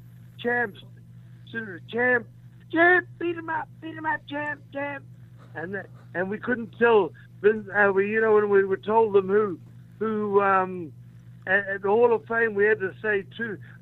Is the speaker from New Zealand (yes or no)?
yes; New Zealand